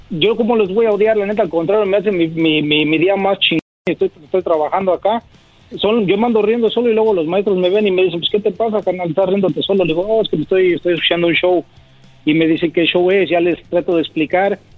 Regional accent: Mexico; no solamente somos los mexicanos, no de los de habla hispana, también los afroamericanos, los ah, norteamericanos, todos.

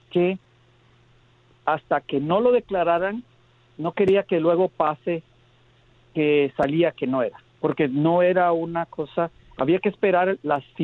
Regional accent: Guatemala; moved away; no soy mexicano, soy centroamericano de Guatemala, viviendo acá hace muchos años. Vine joven

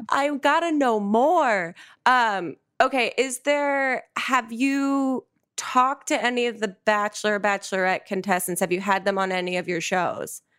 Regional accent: New Jersey, United States; also born or lived in New York; I'm from New Jersey originally, so I went to college in New Jersey

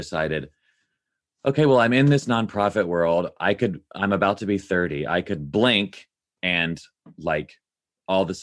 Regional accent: Nashville, Tennessee, United States; I grew up in Nashville, Tennessee

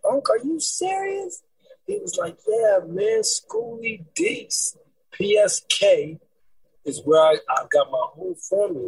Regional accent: West Coast, United States; being on the West and growing up in the West

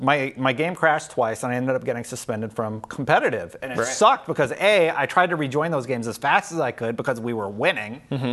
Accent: Canada; I'm also Canadian

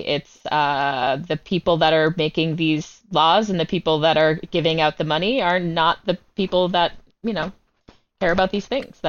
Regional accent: Derry, New Hampshire, United States; I'm from New Hampshire

